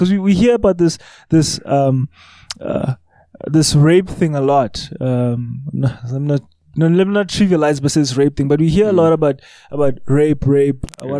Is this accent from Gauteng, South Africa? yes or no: yes; Johannesburg, Gauteng, South Africa; I grew up in Hillbro